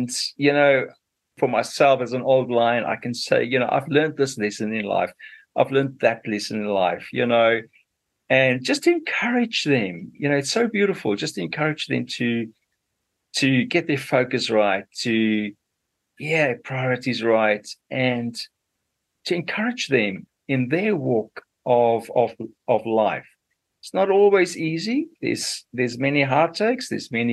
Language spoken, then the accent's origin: English; Zimbabwe; moved away as an adult; also born or lived in Zambia / South Africa; now in New Zealand; I was born in Zambia, and, you know, so that is sort of going up to central South Africa, south of the continent of Africa. And my dad was a farmer there, you know, and he was a really a good farmer. He loved his farming. It was a wonderful farm we lived on. And then I did my schooling in what was still Rhodesia those days